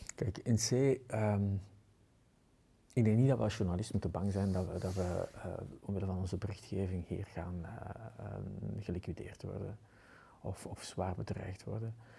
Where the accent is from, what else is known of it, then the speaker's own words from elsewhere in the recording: Antwerp, Flanders, Belgium; bij ons in Antwerpen